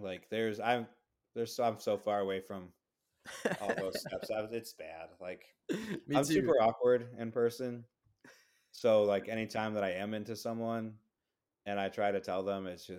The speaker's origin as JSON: {"language": "English", "country": "Brazil", "said": "I'm being from Brazil"}